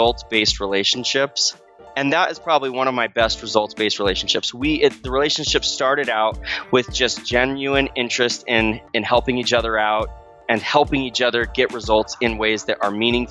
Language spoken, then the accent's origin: English; Arizona, United States; moved away; I grew up in Arizona